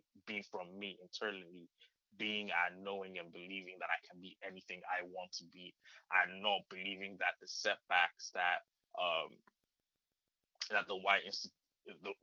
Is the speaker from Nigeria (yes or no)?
yes; Nigeria; moved away; I grew up in Nigeria, so everybody in and around me was Black